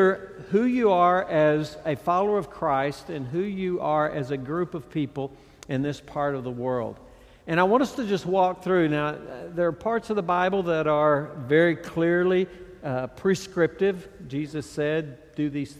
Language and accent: English; Texas, United States; I grew up, I was born and raised in Texas. My ministry has pretty much been there